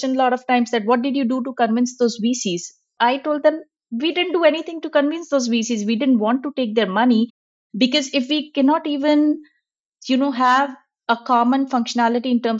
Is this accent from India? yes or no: yes; India; moved away; I'm originally from India.